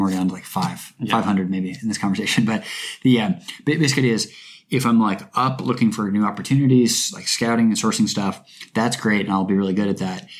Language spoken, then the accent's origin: English; Bainbridge Island, Washington, United States; moved away; also born or lived in Seattle; my hometown, Bainbridge Island, which is a super beautiful place